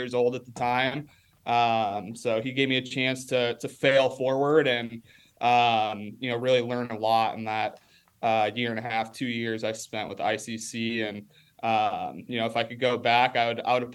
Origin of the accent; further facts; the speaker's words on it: Rock Falls, Illinois, United States; moved away; come back and coach on his sophomore baseball team there in my hometown